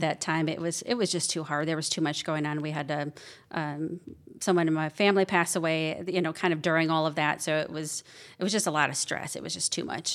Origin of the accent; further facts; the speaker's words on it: Wisconsin, United States; moved away as an adult; now in Georgia, United States; I grew up in Wisconsin. Um, I've been down here in Georgia for almost five years now